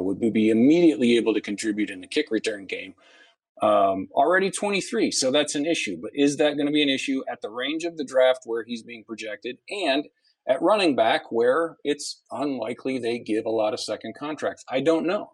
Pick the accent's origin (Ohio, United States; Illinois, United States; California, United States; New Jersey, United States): Ohio, United States; I I grew up in Ohio.